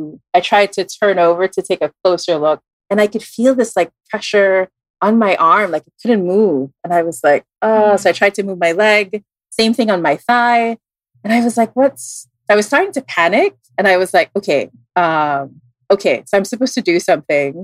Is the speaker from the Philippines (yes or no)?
yes; Philippines; also born or lived in Singapore; I moved to the Philippines when I was like around 10.